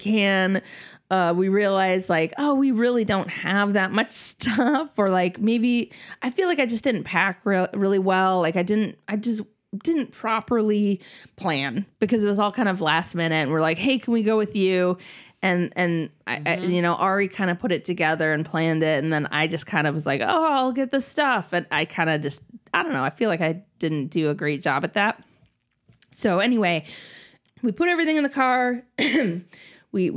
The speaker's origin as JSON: {"language": "English", "region": "Minnesota", "country": "United States", "tie": "born or raised there", "moved": "yes", "said": "I grew up in Minnesota"}